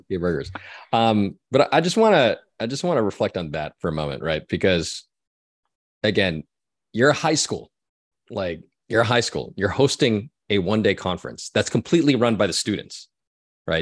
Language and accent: English; Orange County, California, United States; when I was growing up in Orange County. California.